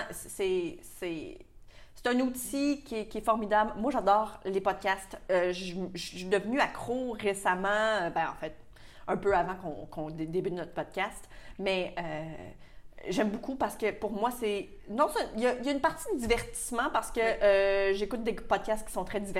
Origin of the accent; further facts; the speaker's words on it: Quebec, Canada; ça fait partie de notre culture aussi, beaucoup au Québec.